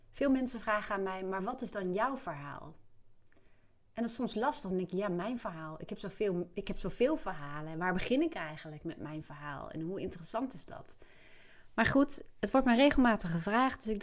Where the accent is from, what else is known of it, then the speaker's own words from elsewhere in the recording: Apeldoorn, Gelderland, Netherlands; born there; ik ben geboren in Apeldoorn en mijn ouders ehm, waren toen begin 20, jonge ouders dus.